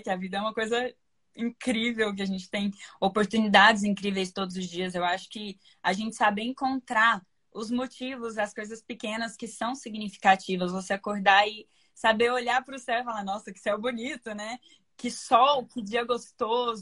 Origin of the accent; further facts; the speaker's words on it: Uberlândia, Minas Gerais, Brazil; now in São Paulo, Brazil; eu moro em São Paulo, embora eu seja de Minas